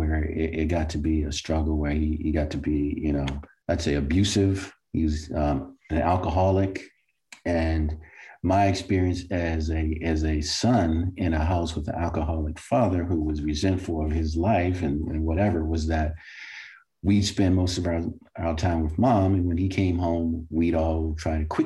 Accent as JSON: {"language": "English", "town": "Baltimore", "region": "Maryland", "country": "United States", "tie": "born or raised there", "said": "as a child growing up in Baltimore"}